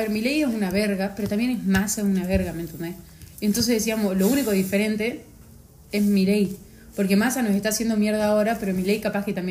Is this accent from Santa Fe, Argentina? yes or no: no; Buenos Aires Province, Argentina; O sea, los porteños son los de capital. Nosotros somos bonaerenses